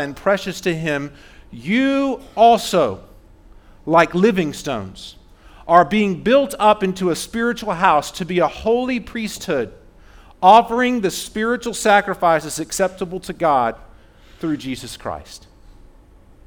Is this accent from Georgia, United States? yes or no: yes; Fayetteville, Georgia, United States; I grew up in Fayetteville, South Atlanta